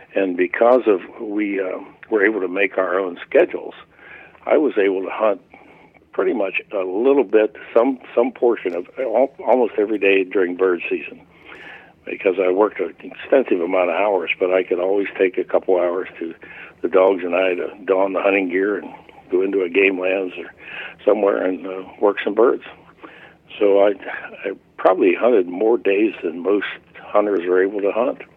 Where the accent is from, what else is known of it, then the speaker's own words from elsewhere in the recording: Pennsylvania, United States; when I became of age, uh, 12 years of age and legal to hunt in Pennsylvania